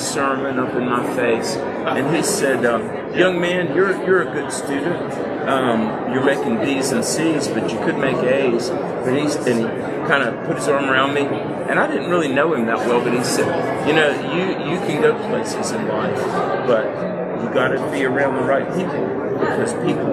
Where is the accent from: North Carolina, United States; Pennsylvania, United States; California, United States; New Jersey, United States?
North Carolina, United States; I grew up in North Carolina.